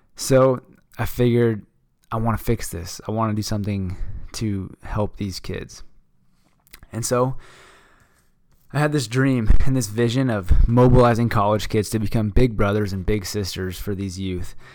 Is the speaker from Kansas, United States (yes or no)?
no; Phoenix, Arizona, United States; I'm from Phoenix, Arizona